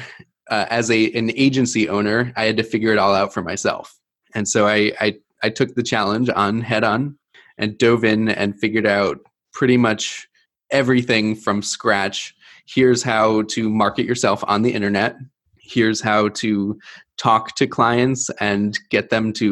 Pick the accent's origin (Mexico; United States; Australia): United States; East Coast; moved away as an adult; now in Milwaukee, United States; I was born and raised on the East Coast, took me into the Midwest.